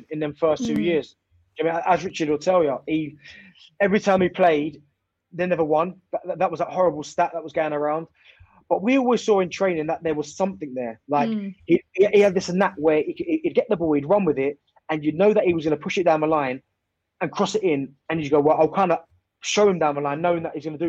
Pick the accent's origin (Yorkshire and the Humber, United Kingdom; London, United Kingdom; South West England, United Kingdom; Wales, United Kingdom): London, United Kingdom; moved away as an adult; I'm from London